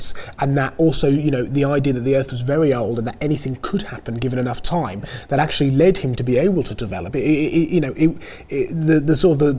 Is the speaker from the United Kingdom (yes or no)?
yes; United Kingdom; also born or lived in Norfolk; my home country, if that's all right. This is the United Kingdom